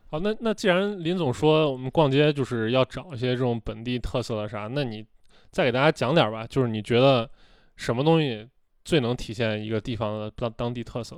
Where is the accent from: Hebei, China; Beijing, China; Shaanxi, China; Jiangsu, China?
Shaanxi, China; Xi'an; 我们就西安土生土长人